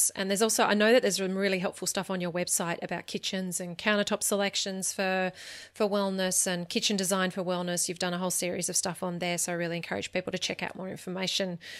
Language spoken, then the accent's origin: English; Australia; for me as an Australian